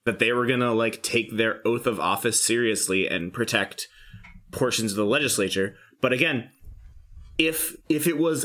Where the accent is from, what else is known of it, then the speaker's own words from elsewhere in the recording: Virginia, United States; I grew up in Virginia